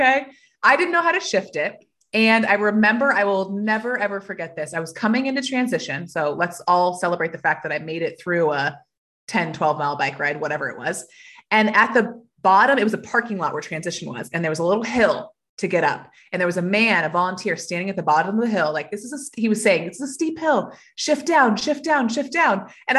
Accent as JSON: {"language": "English", "region": "Georgia", "country": "United States", "tie": "born there", "also_born_or_lived": "Atlanta, United States", "said": "I am, actually. Technically, I was born in Georgia, but I've moved 13 times. So spent more time away from Georgia now than I spent in Georgia. But I was born in Georgia on Martin Army Base"}